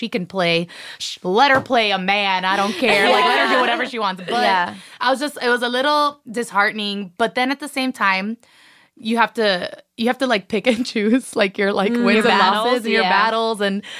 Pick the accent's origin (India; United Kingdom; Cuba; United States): Cuba; accent: Cuban; Like, even my accent isn't even that strong, like, Cuban accent